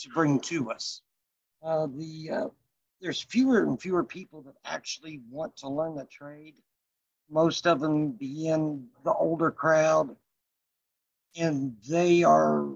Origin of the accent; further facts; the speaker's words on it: Sedalia, Missouri, United States; also born or lived in Kansas City; from Sedalia. I went to high school and everything here.